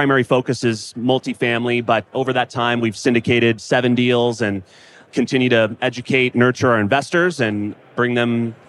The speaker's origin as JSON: {"language": "English", "area": "Imperial Valley", "region": "Southern California", "country": "United States", "tie": "born or raised there", "also_born_or_lived": "San Diego", "said": "I grew up in Southern California, very agriculture area, just east of San Diego called Imperial Valley."}